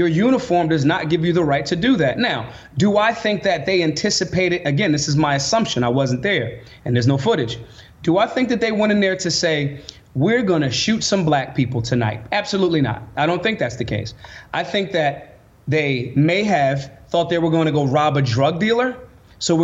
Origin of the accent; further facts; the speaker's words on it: United States; we as the American people